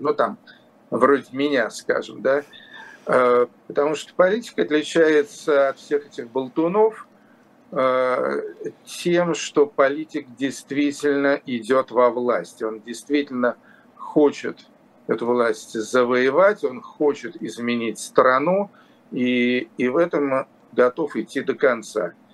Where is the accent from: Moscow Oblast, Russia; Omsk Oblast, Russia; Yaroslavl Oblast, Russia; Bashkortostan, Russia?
Yaroslavl Oblast, Russia; Yaroslavl; Ярославль – это мой родной город